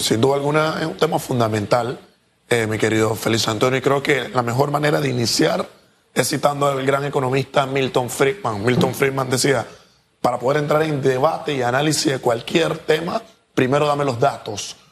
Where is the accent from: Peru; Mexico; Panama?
Panama; nosotros como panameños